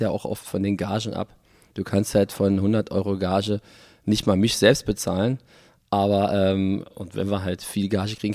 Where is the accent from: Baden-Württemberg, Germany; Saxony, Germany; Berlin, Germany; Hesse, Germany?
Berlin, Germany; accent: Berlin dialect; first language Berlin dialect; Ich bin in Westberlin geboren. Und dann aufgewachsen? Und dann aufgewachsen in Westberlin. Ah und dann auch äh, in Westberlin geblieben. Aber ich sehe mich trotzdem nie als Westberliner, sondern als Berliner.